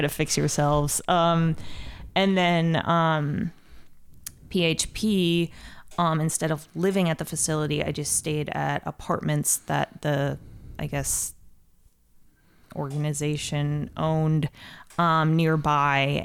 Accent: Ohio, United States; moved away as an adult; also born or lived in Columbus, Ohio; now in Chicago, United States; I'm from Ohio originally, and I went to school in Columbus.

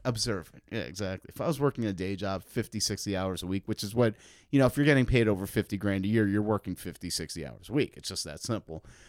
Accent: New York, United States; now in Chicago, United States; I grew up in New York

